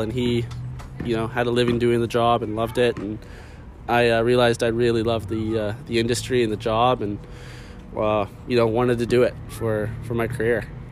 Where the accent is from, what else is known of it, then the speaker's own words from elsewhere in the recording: Vancouver, British Columbia, Canada; I'm from Vancouver. This is my home